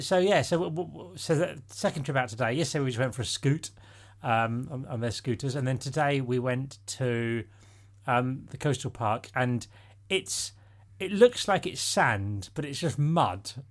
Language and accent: English; Isle of Sheppey, Kent, South East England, United Kingdom; I'm from the Isle of Sheppey in Kent